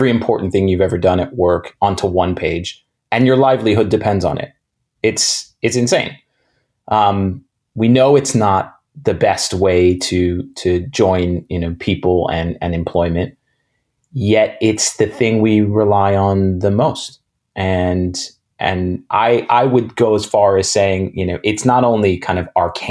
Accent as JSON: {"language": "English", "town": "New York City", "region": "New York", "country": "United States", "tie": "born or raised there", "said": "I grew up in New York City, in Manhattan, in the 80s and 90s."}